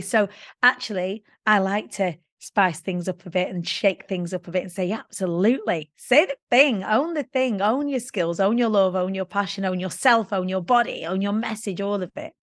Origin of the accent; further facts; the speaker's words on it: Preston, North West England, United Kingdom; I was born in the Council of States of Preston.